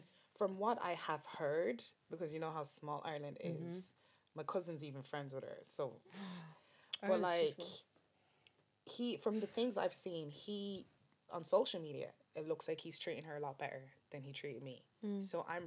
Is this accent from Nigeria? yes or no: yes; Nigeria; I'm Nigerian.